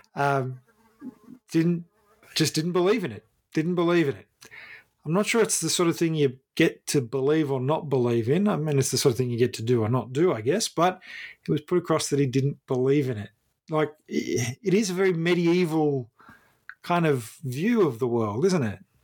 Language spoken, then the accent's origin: English; Ballarat, Victoria, Australia; I grew up in Ballarat